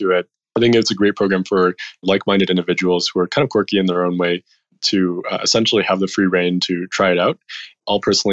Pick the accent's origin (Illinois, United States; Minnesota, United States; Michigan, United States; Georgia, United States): Illinois, United States; Chicago; moved away as an adult; also born or lived in San Francisco / China; I grew up in Chicago.